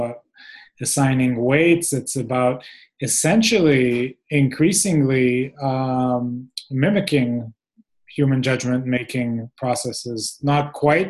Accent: Israel; I come from Israel where everybody is a strategist

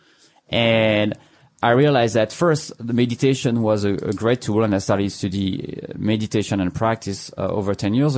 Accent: France; English is a second language; moved away as an adult; now in United States; As you can hear, I'm not from here. I'm from France. And so I arrived here now 10, 11 years ago

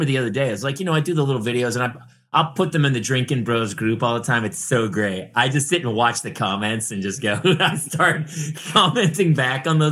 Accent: New Hampshire, United States; now in California, United States; I grew up in New Hampshire

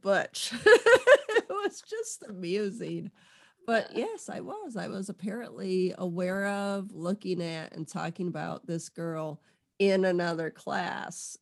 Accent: Southwest Michigan, United States; I'm from Southwest Michigan.

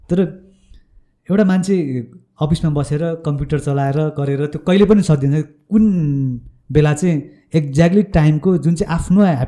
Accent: Lelep, Koshi Province, Nepal; moved away; म ताप्लेजुङको लेलेप भन्ने गाउँमा

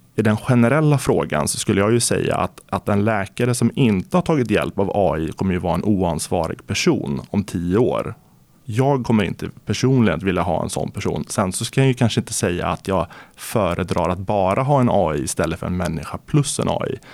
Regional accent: Närke, Örebro County, Sweden; jag brukar säga att jag är från Närke

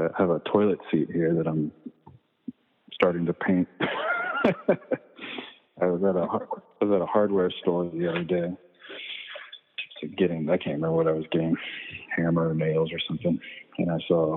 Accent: Virginia, United States; also born or lived in Richmond, Virginia; in the little neighborhood where I grew up in Virginia

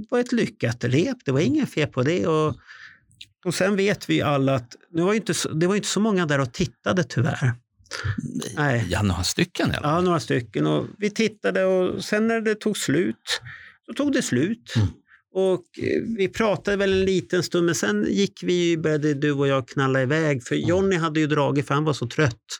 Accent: Stockholm, Stockholm County, Sweden; Jag är stockholmare

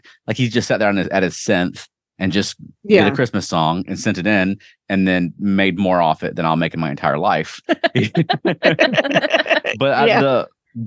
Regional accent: Georgia, United States; I didn't grow up in Florida. I did grow up in Georgia

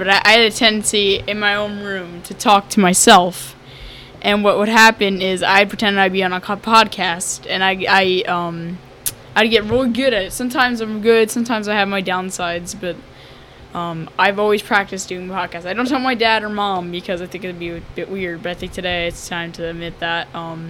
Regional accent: Newfield, United States; I'm from Newfield.

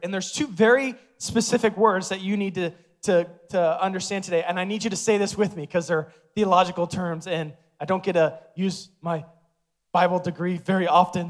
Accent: Omaha, Nebraska, United States; born and raised in Omaha

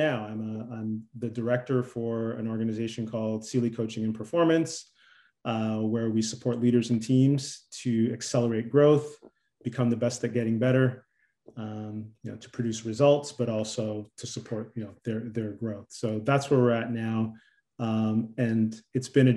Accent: Toronto, Ontario, Canada; I'm born and raised in Toronto, grew up in Toronto.

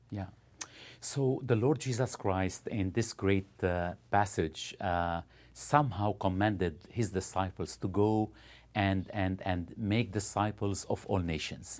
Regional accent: Lebanon; moved away as an adult; now in Ottawa, Canada; originally, uh, from Lebanon, uh, grew up in Lebanon.

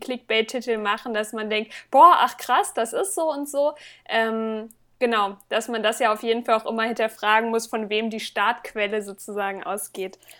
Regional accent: Northern Hesse, Germany; now in Magdeburg, Germany; also ganz gebürtig kommen, komme ich aus Nordhessen

